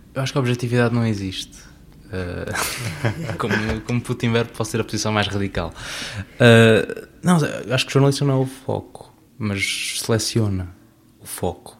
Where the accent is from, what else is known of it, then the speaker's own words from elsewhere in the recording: Azores, Portugal; Eu sou açoriano